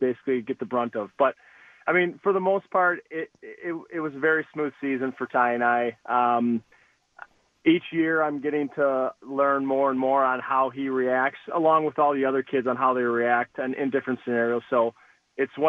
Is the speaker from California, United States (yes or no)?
no; Green Bay, Wisconsin, United States; moved away as an adult; now in Muskego, United States; I am from Green Bay, the Green Bay area. I went to Ashwaubenon High School.